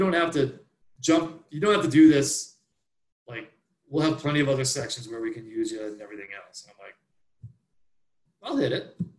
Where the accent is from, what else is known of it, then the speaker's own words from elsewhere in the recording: the East, United States; growing up in the East, we ski, there's ice back here.